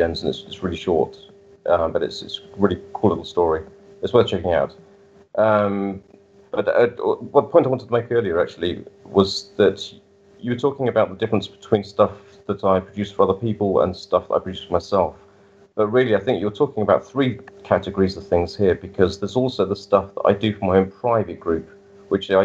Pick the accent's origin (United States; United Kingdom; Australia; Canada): United Kingdom; now in Germany; obviously I'm British